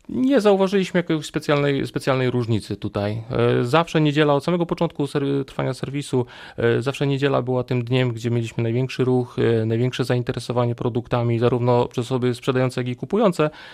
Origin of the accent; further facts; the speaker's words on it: Silesian Voivodeship, Poland; moved away as an adult; now in Wrocław, Poland; z uchodzenia jestem Ślązakiem, ale przyjechałem tutaj na studia, na, na Politechnikę i tak już zostałem tutaj.